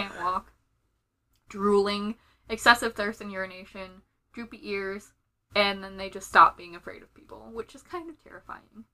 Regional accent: United Kingdom; being British

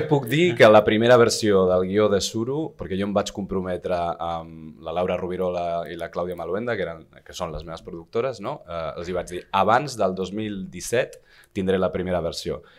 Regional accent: San Sebastián, Basque Country, Spain; moved away; also born or lived in London / Empordà; jo de Donosti

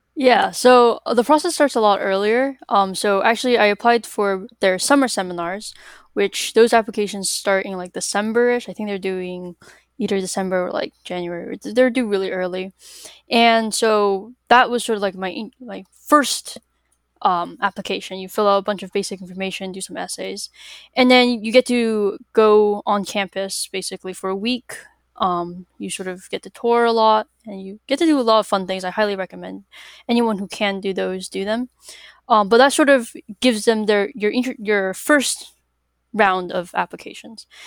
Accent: Massachusetts, United States; I'm from Massachusetts.

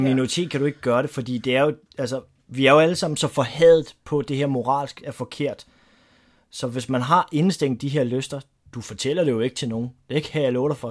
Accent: Denmark; det, der gør mig stolt som dansker

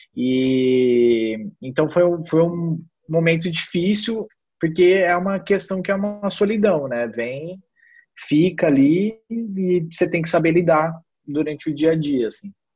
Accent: Ribeirão Preto, São Paulo, Brazil; now in São Paulo, Brazil; eu sou de Ribeirão Preto, é, então morava sozinho em São Paulo

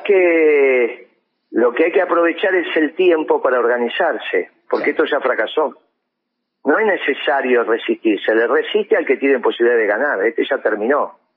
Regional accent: Argentina; un pueblo extraordinario como el, argentino

